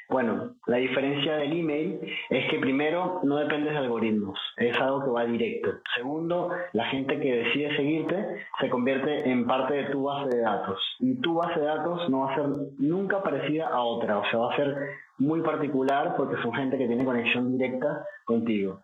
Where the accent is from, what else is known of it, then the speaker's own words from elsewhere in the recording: Venezuela; now in Argentina; Soy venezolano, pero vivo en Argentina